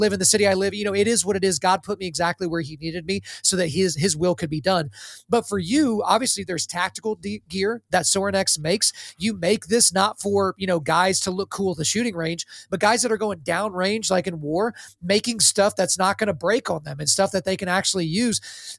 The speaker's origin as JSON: {"language": "English", "town": "Lawton", "region": "Oklahoma", "country": "United States", "tie": "born or raised there", "said": "I grew up in Lawton, Fort Sill"}